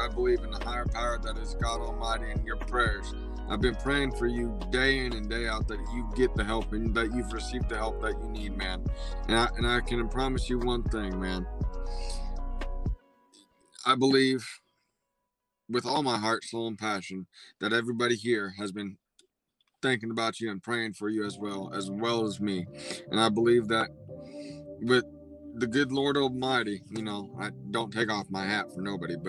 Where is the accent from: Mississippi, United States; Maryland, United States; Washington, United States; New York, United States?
Washington, United States; Everett; also born or lived in Seattle; I was born in Everett